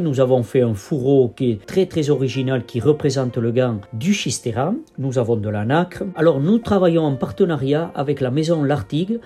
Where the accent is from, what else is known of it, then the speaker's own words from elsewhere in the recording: Bidart, Nouvelle-Aquitaine, France; J'étais natif de Bidart